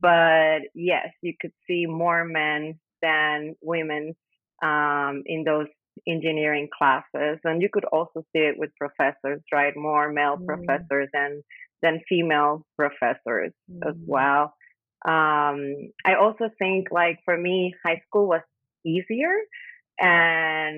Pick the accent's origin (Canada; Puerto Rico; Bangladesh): Puerto Rico; San Juan; also born or lived in Bayamón, Puerto Rico; I was born and raised in Puerto Rico